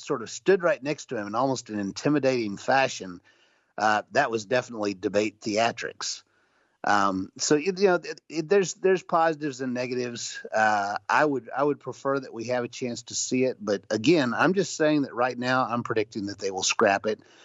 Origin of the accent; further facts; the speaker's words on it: the South, United States; I grew up in the South